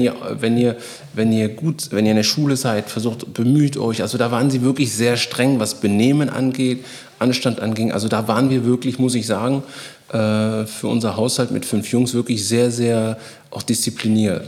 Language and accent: German; Bonn, North Rhine-Westphalia, Germany; also born or lived in Guinea / Cologne; in Bonn und Köln, wo ich groß geworden bin